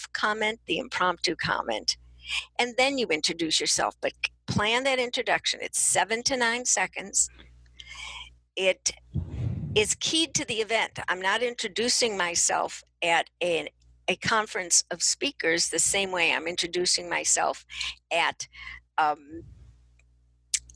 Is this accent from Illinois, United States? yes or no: yes; Chicago, Illinois, United States; I'm from Chicago